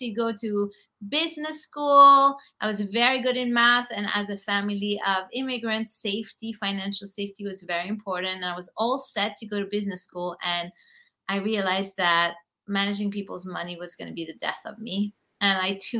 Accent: Paris, Île-de-France, France; moved away as an adult; also born or lived in Lebanon; now in New York, United States; I am Lebanese originally, grew up in Paris, where I am right now

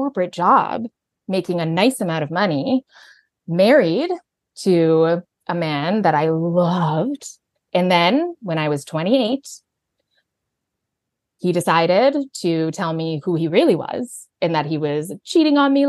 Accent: Alberta, Canada; moved away as an adult; also born or lived in Vancouver; I'm from Canada. So I grew up in Alberta.

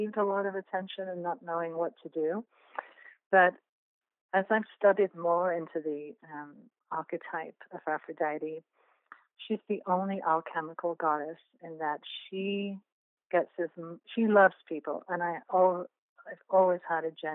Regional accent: England, United Kingdom; moved away; I come from England, as you can tell by my accent

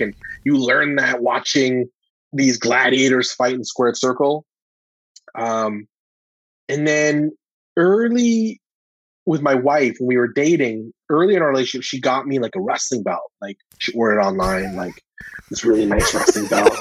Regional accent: Calgary, Alberta, Canada; I'm from Calgary

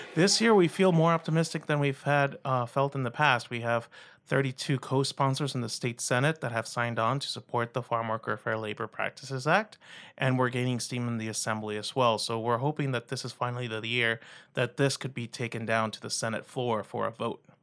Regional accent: Rio Grande Valley, South Texas, United States; also born or lived in Iowa / Minnesota; I'm originally from South Texas in the Rio Grande Valley, close to the border with Mexico

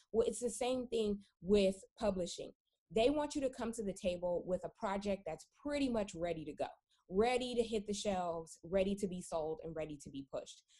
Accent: California, United States; my personal background is that I am from California um, born and born and raised

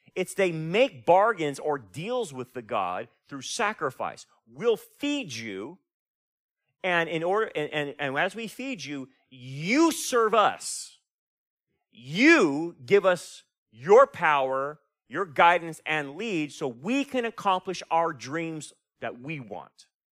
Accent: Delano, California, United States; moved away; I'm from Delano

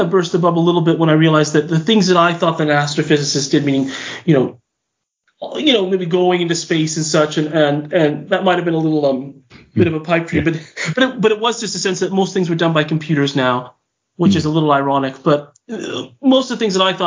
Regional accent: Whittier, California, United States; moved away as an adult; now in Utah, United States; I'm from Southern California. City called Whittier, which is East Los Angeles. I grew up there and I lived there

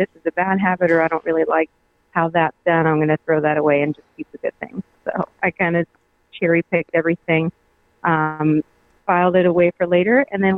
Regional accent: Alma, Colorado, United States; also born or lived in Georgia; Well, I grew up in Alma, which is right near Breckenridge. And I moved a lot when I was growing up.

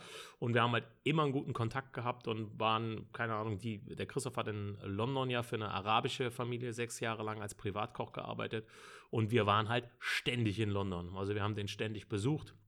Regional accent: Bonn, North Rhine-Westphalia, Germany; bin äh, gebürtiger Bonner, also wirklich ein Rheinländer durch und durch. Ich wohne in dem wunderschönen Grau-Rheindorf im Bonner Norden

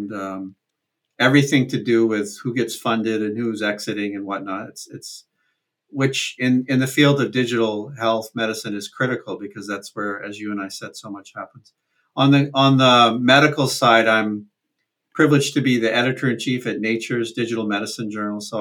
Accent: central Vermont, United States; I grew up in Vermont, central Vermont

